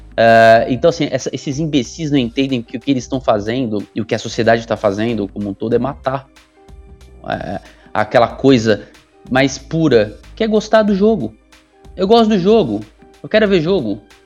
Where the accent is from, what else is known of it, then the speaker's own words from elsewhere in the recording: Santos, São Paulo, Brazil; da minha cidade natal, né? Porque eu sou de Santos